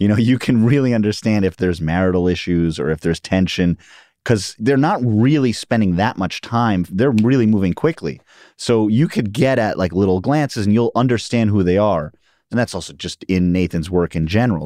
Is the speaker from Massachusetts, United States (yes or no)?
no; New York City, New York, United States; I grew up in Queens and Upper West Side of Manhattan